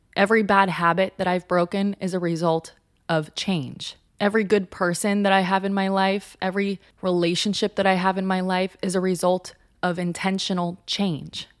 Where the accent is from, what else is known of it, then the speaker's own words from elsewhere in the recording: Southern California, United States; moved away as an adult; also born or lived in Los Angeles, United States; now in New York City, United States; I grew up in Southern California where there are essentially no seasons